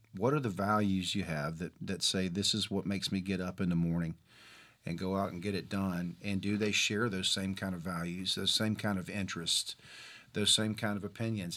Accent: Mobile, Alabama, United States; I'm from Mobile, Alabama

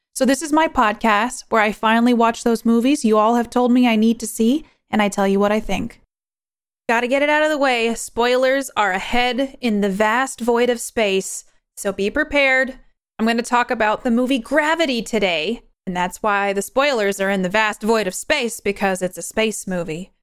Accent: New York, United States; I'm from New York. I was born and raised there.

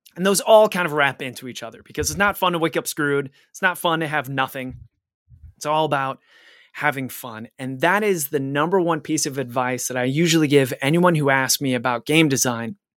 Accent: Cleveland, Ohio, United States; my hometown of Cleamli-, Cleveland

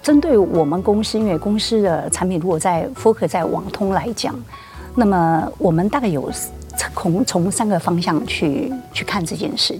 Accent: Taiwan; 我就在眷村边边长大的小孩

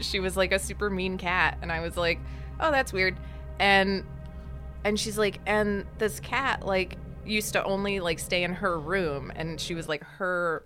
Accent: Connecticut, United States; now in Los Angeles, United States; I'm from Connecticut

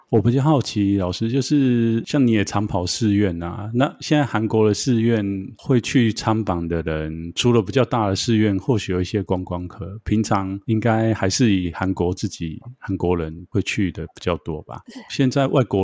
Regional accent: Taiwan; 因为我们应该是说我们台湾这边啊

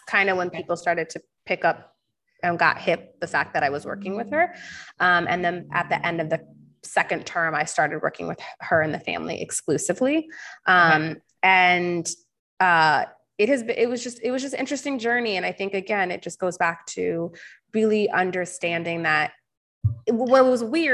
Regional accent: Southern California, United States; growing up in SoCal

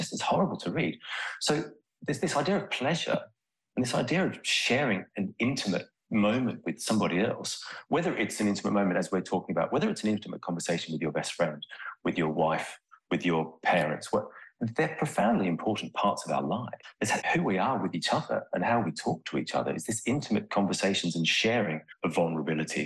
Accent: Australia; moved away as an adult; now in United Kingdom; I'm Australian. I've lived in the UK now for 23 years

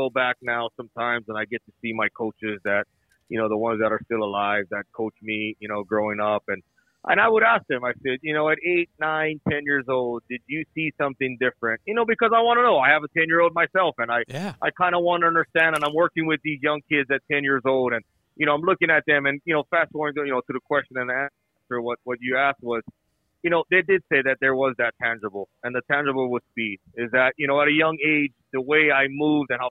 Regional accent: Hawaii, United States; moved away; I was to grow up there

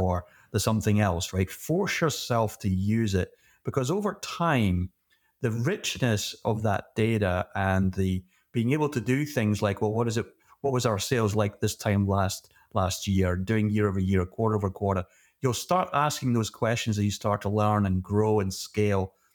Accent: Scotland, United Kingdom; moved away; originally I'm from Scotland, and like every good Scottish kid, my first job was, uh, working in a whiskey distillery

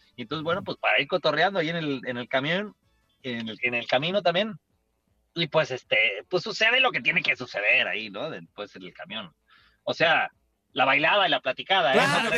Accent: Mexico City, Mexico; en el centro de Coyoacán, de donde yo soy originario, ahí en la Ciudad de, de México

